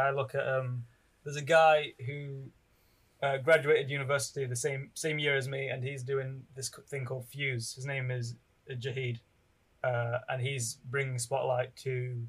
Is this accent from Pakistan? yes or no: yes; Pakistan; Being you know, being Muslim and being Pakistani, you know, hopefully there are more people like me in the creative industry